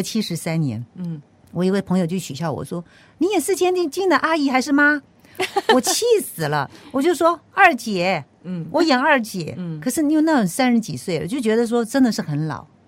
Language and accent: Chinese; Penghu County, Taiwan; moved away; 我是从淳朴的乡下澎湖来的